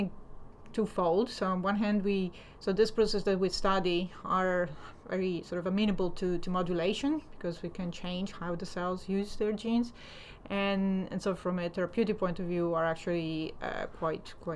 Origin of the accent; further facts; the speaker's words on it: Italy; moved away as an adult; also born or lived in United States; now in London, United Kingdom; I'm originally from Italy, so I studied in Italy and I got there my PhD